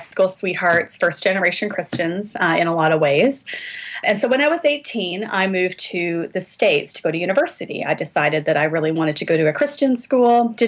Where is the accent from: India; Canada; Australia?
Canada; Calgary, Alberta; also born or lived in Saskatchewan / Winnipeg, Manitoba; So I was born in Canada, raised in Canada. My family is entirely Canadian. And so I was born in the prairies in Saskatchewan. And as a kid, we moved out to Winnipeg and lived there for a few years and then ended up in Calgary, Alberta, which is just right in the foothills of the Rocky Mountains. And that's kind of where I consider home. That's where I graduated from high school.